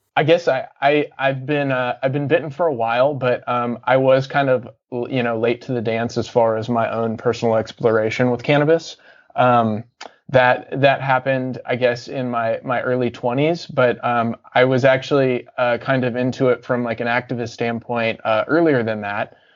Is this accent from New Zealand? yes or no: no; Cincinnati, Ohio, United States; born or raised there; also born or lived in Atlanta, Georgia / Deep South